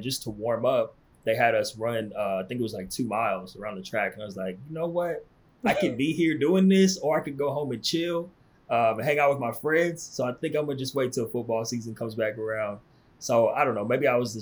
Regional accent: California, United States; moved away as an adult; I'm from California

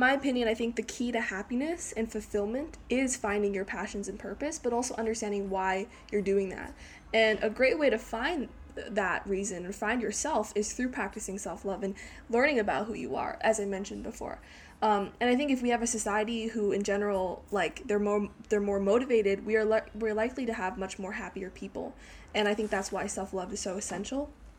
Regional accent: Canada; born there; I was born in Canada. I'm 16 years old

